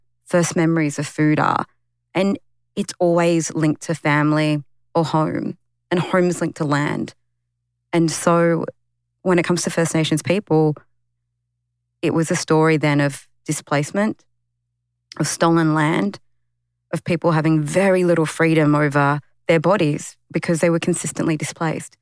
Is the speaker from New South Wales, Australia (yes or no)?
yes; Sydney, New South Wales, Australia; the community I grew up in Western Sydney, it's the highest urban Aboriginal